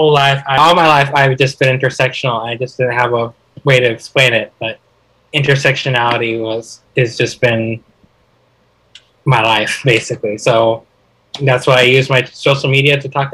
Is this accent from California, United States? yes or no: no; Highland, Utah, United States; moved away; I'm originally from Highland, Utah. I lived there for half my life.